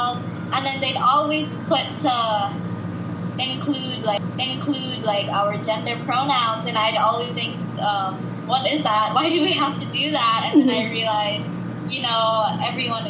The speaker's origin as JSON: {"language": "English", "area": "Kauai", "region": "Hawaii", "country": "United States", "tie": "born or raised there", "moved": "as an adult", "lives_now": "Honolulu, United States", "said": "I was born on Kauai, but my mom and dad both came from the Philippines."}